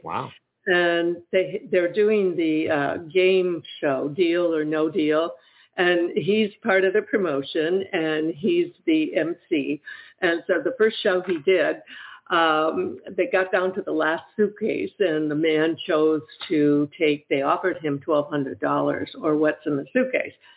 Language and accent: English; Michigan, United States; now in Ohio, United States; I'm actually from Michigan